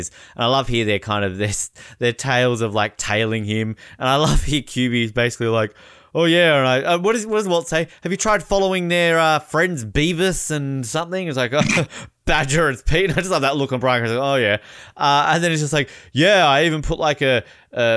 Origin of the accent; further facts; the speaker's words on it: Australia; I'm from Australia.